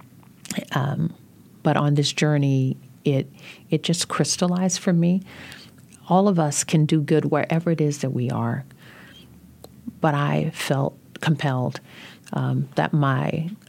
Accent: Louisiana, United States; I'm from Louisiana

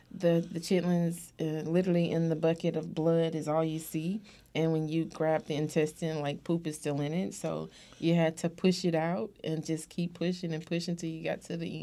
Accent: Durham, North Carolina, United States; I grew up in Durham, North Carolina, and I grew up on the farm

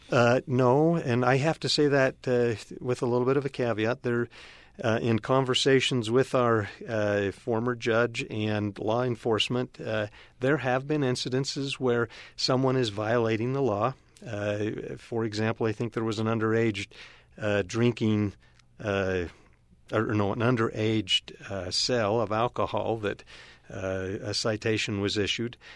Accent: Cedar City, Utah, United States; now in Cache Valley, United States; I grew up in Cedar City

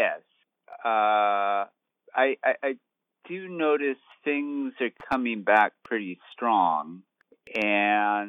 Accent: Dearborn, Michigan, United States; moved away; I am originally from the Detroit area, and on a, now it's like almost 2 years ago, I was visiting home in Dearborn

